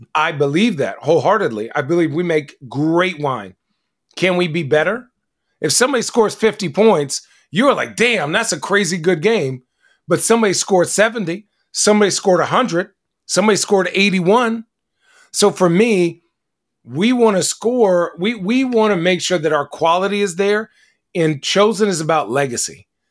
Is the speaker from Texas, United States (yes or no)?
no; Arizona, United States; I grew up in Arizona.